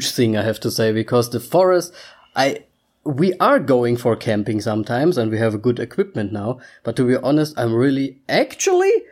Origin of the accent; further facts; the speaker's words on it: Austria; English is a second language; I mean, we can we come from Austria. That would be something completely else. I would be happy, like yay Austria.